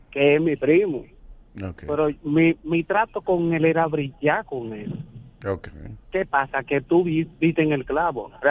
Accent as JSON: {"language": "Spanish", "town": "Herrera", "region": "Distrito Nacional", "country": "Dominican Republic", "said": "Yo soy de Herrera y estábamos en la discoteca Orlando y Tropical."}